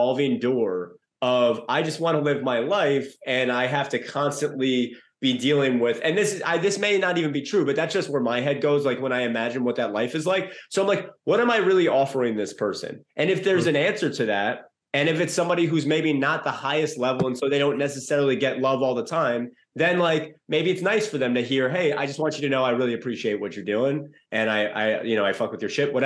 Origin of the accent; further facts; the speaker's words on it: New York City, New York, United States; growing up in New York City